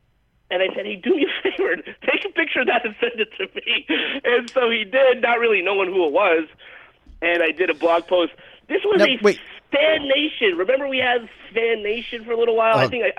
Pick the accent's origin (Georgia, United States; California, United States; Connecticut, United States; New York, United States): California, United States; Los Angeles; It's being held here in my hometown of Los Angeles.